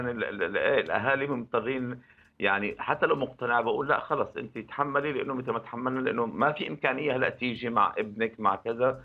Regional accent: Syria; نحن بالشتات موجودين كسوريين

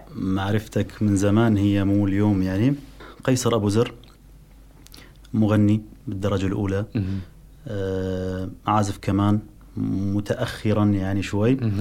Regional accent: Syria; moved away; نرجع لبلدنا

